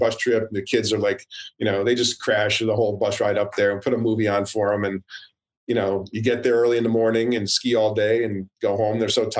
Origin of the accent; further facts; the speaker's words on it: Connecticut, United States; I grew up in Connecticut.